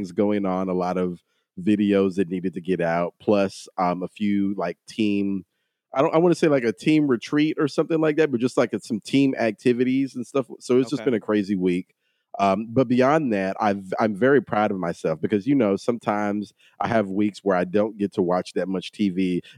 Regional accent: Texas, United States; I'm from Texas.

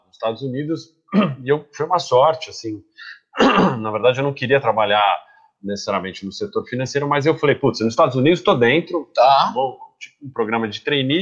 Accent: Brazil; moved away as an adult; sou brasileiro

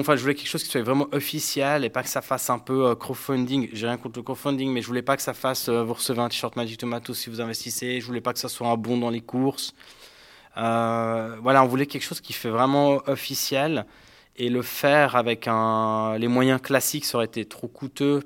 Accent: Geneva, Switzerland; Je suis euh, genevois

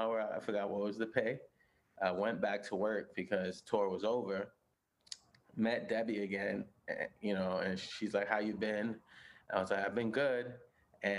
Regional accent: New York City, New York, United States; moved away as an adult; now in Los Angeles, United States; I was born and raised in Brooklyn, in Bushwick, and I moved to LA in 2014

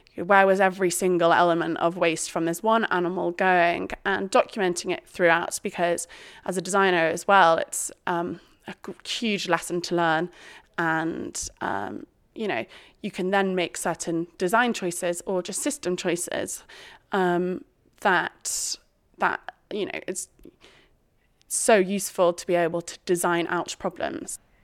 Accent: Shropshire, West Midlands, United Kingdom; I was brought up in Shropshire as part of a very farming family

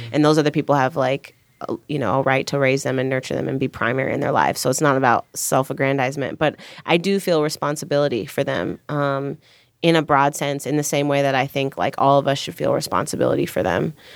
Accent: Chicago, Illinois, United States; I grew up in Chicago

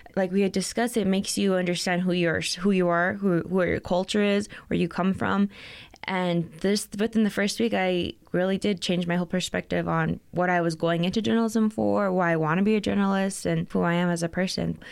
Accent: Las Cruces, New Mexico, United States; moved away as an adult; now in Albuquerque, United States; I'm actually from Las Cruces, not too far

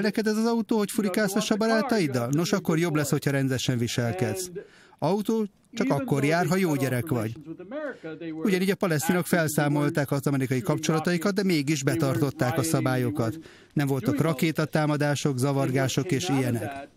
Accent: Israel

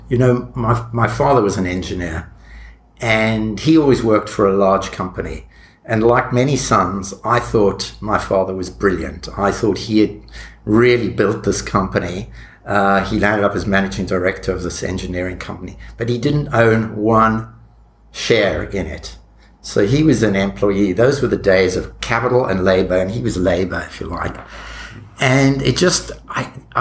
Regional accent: South Africa; moved away as an adult; I was born in South Africa, and my degrees were in South Africa, and those early jobs I mentioned were there.

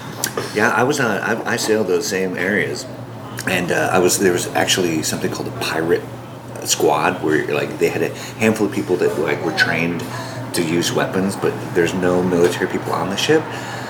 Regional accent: Midwest, United States; also born or lived in Hawaii / North Dakota; now in Los Angeles, United States; Well, I was born in Hawaii, and I kind of grew up in the Midwest. My family moved to California from North Dakota, but I was kind of around in different areas for a while. But I moved to LA like 15 years ago.

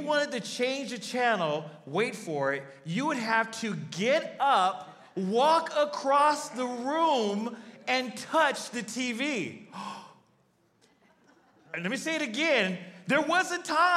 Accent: Arizona, United States; I'm from Arizona

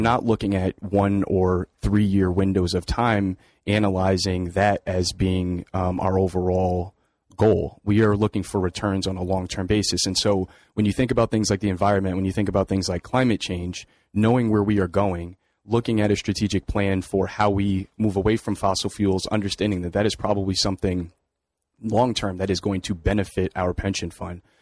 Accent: New Haven, Connecticut, United States; I grew up here in New Haven, working in my parents' small convenience store on Congress Avenue in New Haven

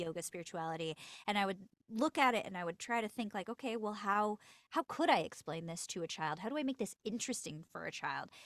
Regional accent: Los Angeles, California, United States; I'm born and raised in L

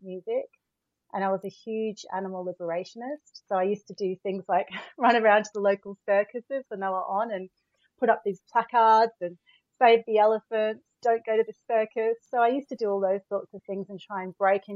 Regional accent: Melbourne, Victoria, Australia; moved away as an adult; also born or lived in Williamstown / Trento, Italy; I grew up in Australia, in Melbourne.

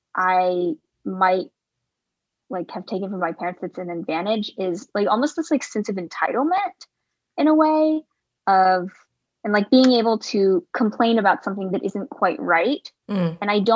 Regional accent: the South, United States; also born or lived in Anhui, China; I was raised in the South

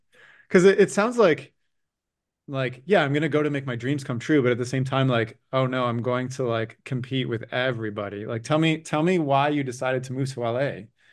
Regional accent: Canada; also born or lived in Toronto; as a Canadian who lives in Toronto

